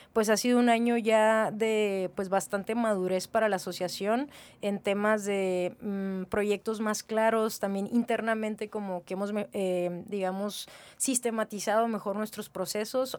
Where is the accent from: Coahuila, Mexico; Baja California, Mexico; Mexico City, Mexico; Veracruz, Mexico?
Baja California, Mexico; Mexicali; yo soy de Naí, este, 100% cachanilla